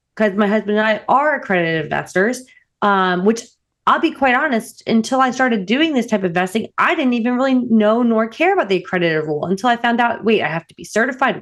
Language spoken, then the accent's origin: English; New Jersey, United States; moved away as an adult; I'm also from New Jersey